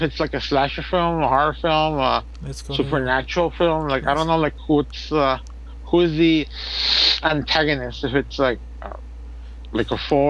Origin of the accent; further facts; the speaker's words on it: United States; I'm American